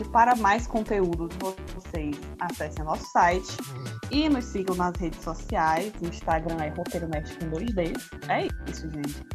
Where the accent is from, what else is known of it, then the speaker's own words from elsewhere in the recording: Brazil; A gente é brasileiro e não desiste nunca.